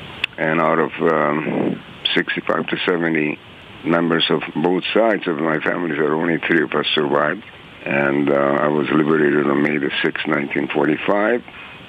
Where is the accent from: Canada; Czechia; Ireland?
Czechia; born there; I was born in Czechoslovakia in a free democratic country, and I had a large extended family, both my paternal and maternal side.